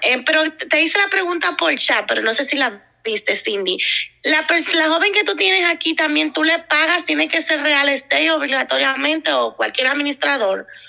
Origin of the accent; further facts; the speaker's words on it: Dominican Republic; moved away; soy dominicana yo tengo familia en República